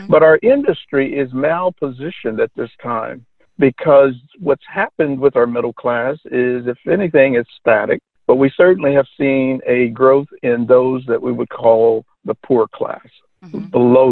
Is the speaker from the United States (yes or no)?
yes; Oklahoma, United States; I returned to my home state of Oklahoma